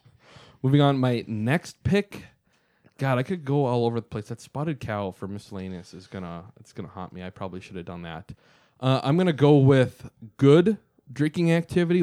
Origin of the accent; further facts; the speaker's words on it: Wisconsin, United States; we're from Wisconsin.